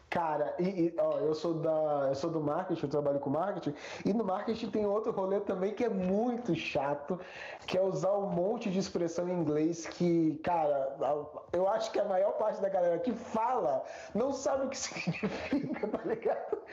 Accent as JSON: {"language": "Portuguese", "country": "Brazil", "said": "a gente é brasileiro"}